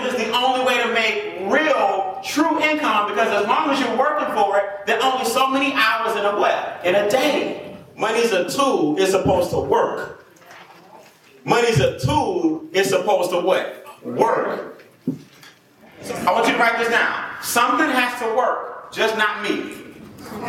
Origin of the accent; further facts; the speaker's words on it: College Park, Georgia, United States; I grew up on the South Side, College Park, East Point.